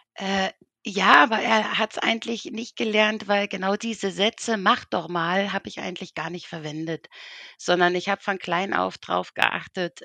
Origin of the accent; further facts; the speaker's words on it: Berlin, Germany; now in Switzerland; ich komme ursprünglich aus Berlin